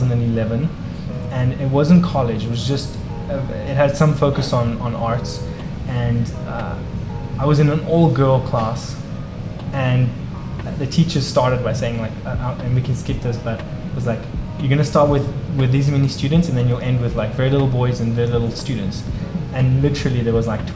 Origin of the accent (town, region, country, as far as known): Mpumalanga, South Africa; born or raised there; moved away as an adult; now in United States